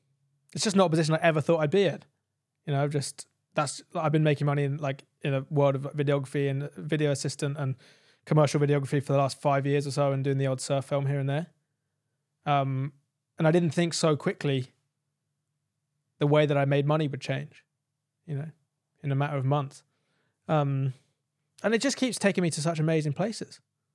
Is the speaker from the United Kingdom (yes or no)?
yes; United Kingdom; I'm a kid from the United Kingdom who has a smartphone, who's grown up in modern civilization